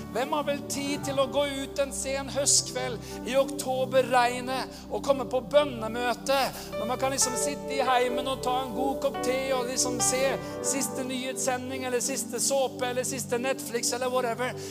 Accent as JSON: {"language": "Norwegian", "country": "Norway", "said": "være i Amerika som nordmann"}